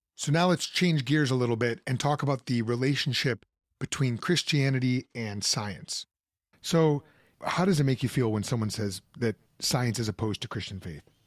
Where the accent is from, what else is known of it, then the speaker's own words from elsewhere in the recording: suburb of Chicago, Midwest, Illinois, United States; moved away as an adult; also born or lived in Pennsylvania; growing up in the Midwest, uh, mid-sized suburb of Chicago